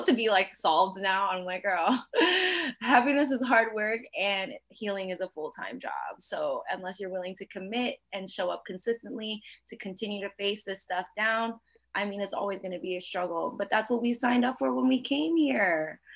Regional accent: New York, United States; I'm also still from New York

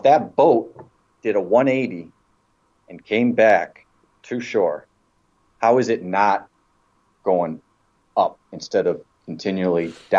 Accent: Michigan, United States; also born or lived in Boston; Yeah, I moved to Michigan. Okay. I'm originally from Michigan.

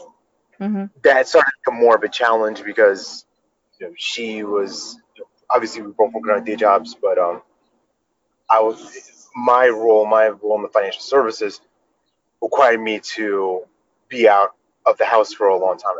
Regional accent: New York, United States; moved away as an adult; now in North Carolina, United States; We grew up in New York

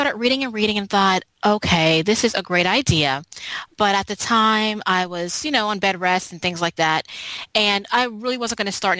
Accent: Philadelphia, Pennsylvania, United States; now in Charlotte, United States; So I read her story and I moved to Charlotte, North Carolina, and I came from Philadelphia, and I don't have a license

